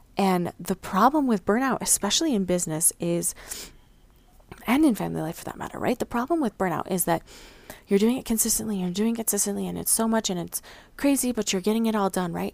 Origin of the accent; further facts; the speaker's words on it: Mountain West, United States; also born or lived in Missouri; I grew up in the Midwest, uh, not the Midwest, excuse me, the Mountain West